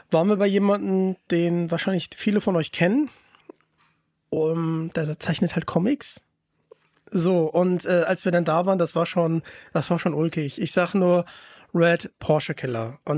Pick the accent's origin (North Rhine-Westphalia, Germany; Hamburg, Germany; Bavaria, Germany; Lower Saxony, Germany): North Rhine-Westphalia, Germany; Ich komme ja aus Nordrhein-Westfalen. Ich habe leider keinen rheinländischen Akzent mehr.